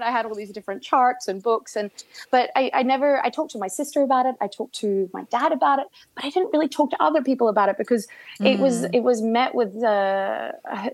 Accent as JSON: {"language": "English", "country": "Australia", "tie": "born or raised there", "said": "I grew up in Australia"}